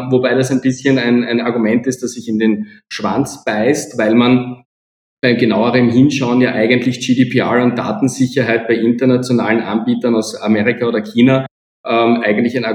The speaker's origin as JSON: {"language": "German", "country": "Austria", "said": "ich sage natürlich als Österreicher österreichische Lösungen"}